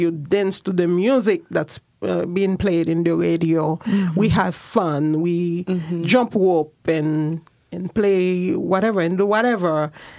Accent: Jérémie, Grand'Anse, Haiti; moved away as an adult; now in Portland, United States; I'm from Jeremy, and then here I'm in Portland.

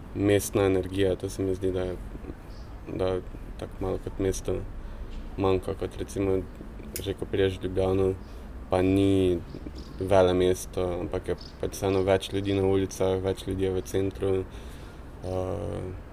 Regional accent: Maribor, Drava, Slovenia; also born or lived in Pesnica; prihajam iz Maribora, uh, prej sem živel v Pesnici

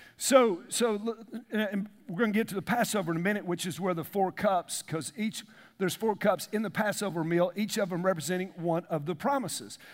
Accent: the South, United States; we grew up in the South

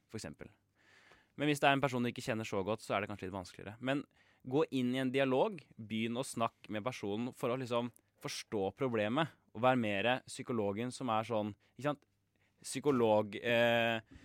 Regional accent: Kongsberg, Buskerud, Norway; now in Oslo, Norway; Vi er jo da fra Kongsberg og har flytta til Oslo

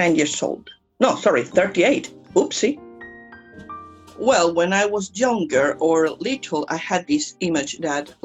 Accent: Colombia; English is a second language; moved away as an adult; now in England; I'm from Colombia, I speak Spanish

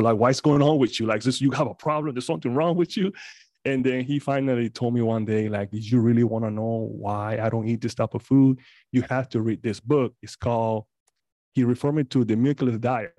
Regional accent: Panama; moved away; I'm originally from Panama

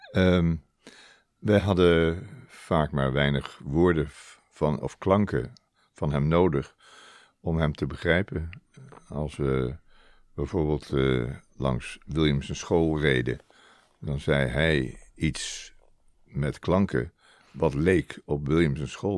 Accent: Rotterdam, South Holland, Netherlands; also born or lived in Zeeland; ik ben niet echt een Zeeuw, ik ben meer een Rotterdammer. Het was toevallig dat we even in eh, Zeeland woonden vanwege het werk van mijn vader

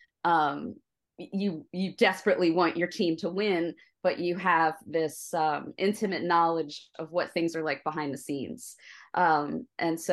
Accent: Delaware County, Pennsylvania, United States; I grew up in Delaware County, you know, went to high school here

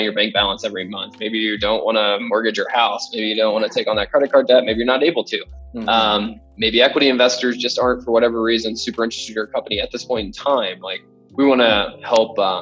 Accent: Memphis, Tennessee, United States; moved away as an adult; now in Denver, United States; born and raised in Memphis, Tennessee

